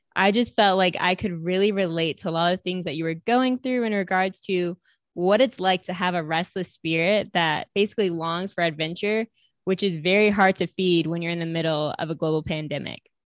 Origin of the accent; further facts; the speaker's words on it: upstate New York, United States; I'm from upstate New York